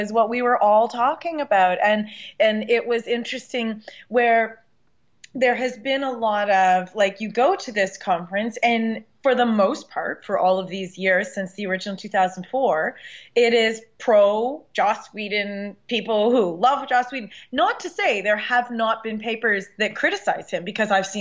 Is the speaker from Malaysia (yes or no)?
no; Canada; I'm Canadian